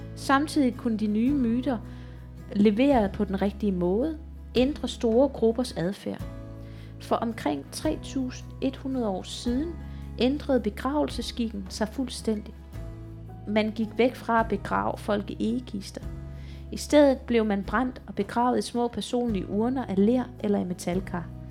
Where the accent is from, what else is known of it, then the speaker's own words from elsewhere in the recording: Odense, Southern Denmark, Denmark; accent: Funen; et barakbibliotek øh, i Odense, hvor jeg kommer fra